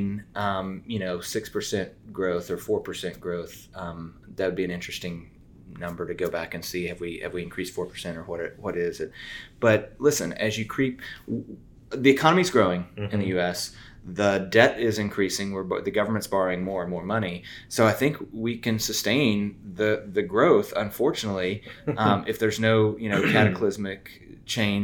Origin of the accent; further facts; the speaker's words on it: the South, United States; accent: southern; my southern accent